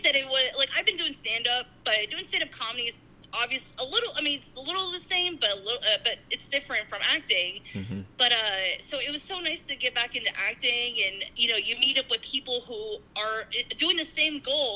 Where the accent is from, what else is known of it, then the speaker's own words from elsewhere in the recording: Schuylkill County, Pennsylvania, United States; I'm from Schuylkill County, so I'm like, this is local